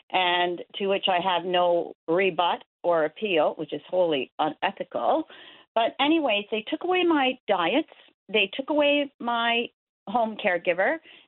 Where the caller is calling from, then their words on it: Roddington, Newfoundland and Labrador, Canada; I'm calling you from Roddington